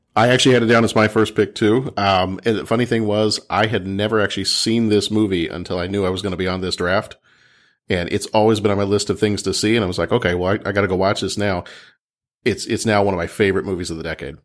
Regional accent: Texas, United States; moved away; my family lives down in Texas, and, and I'm from Texas originally

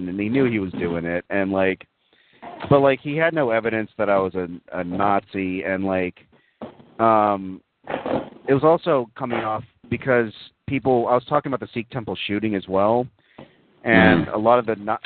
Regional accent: Texas, United States; I grew up in Texas. I like Texas

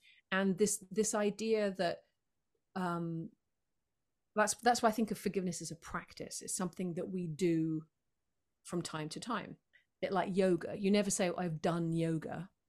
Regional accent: United Kingdom; you know, I'm a Brit, so obviously we resent the weather.

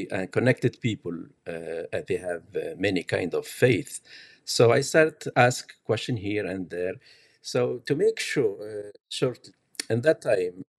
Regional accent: Tunisia; English is a second language; now in Canada; I came from North Africa, from Tunisia, as a Muslim

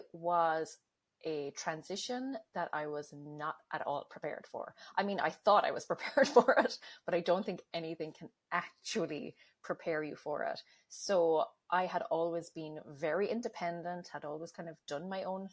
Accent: Ireland; now in United States; I am originally from Ireland, currently living in the US.

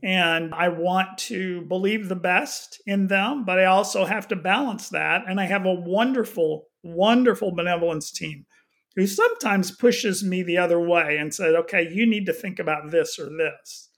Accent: Houston, Texas, United States; moved away as an adult; also born or lived in Austin, Texas / overseas; now in The Woodlands, United States; I grew up in Houston

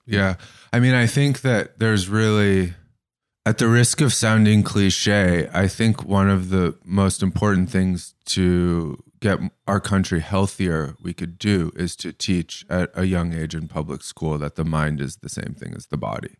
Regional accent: Bay Area, California, United States; also born or lived in Larkspur, California; I grew up in the Bay Area, and I went to kind of a hippie elementary school, and I moved to the burbs to go to high school

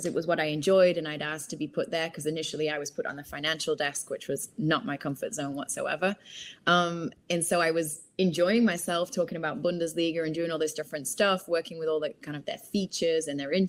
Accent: Manchester, North West England, United Kingdom; So I grew up in Manchester. Once I'd finished high school in Manchester, I then moved to, I really wanted to do languages at university.

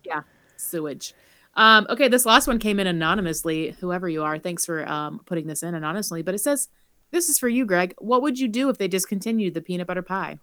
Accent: South Carolina, United States; we've lived in South Carolina, like, our whole lives almost

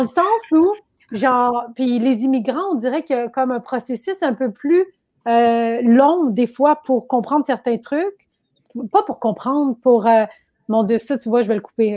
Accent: Quebec, Canada; also born or lived in Laval / Brossard; je suis né au Québec

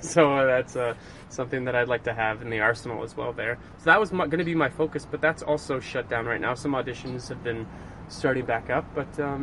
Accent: London, Ontario, Canada; also born or lived in Montreal / Ottawa; now in Toronto, Canada; I grew up singing in the Mobley Boys Choir in London, Ontario.

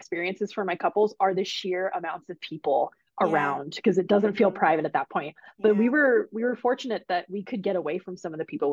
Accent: United States; accent: American; My American accent

